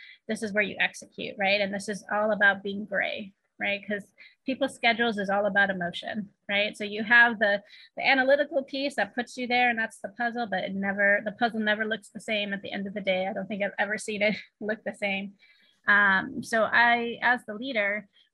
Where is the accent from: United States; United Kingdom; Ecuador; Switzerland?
United States; East Coast; also born or lived in California; now in Shanghai, China; I grew up on the East Coast